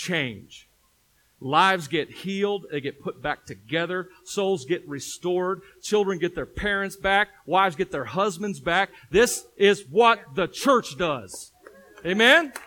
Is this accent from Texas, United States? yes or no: no; Tennessee, United States; moved away; I'm from Tennessee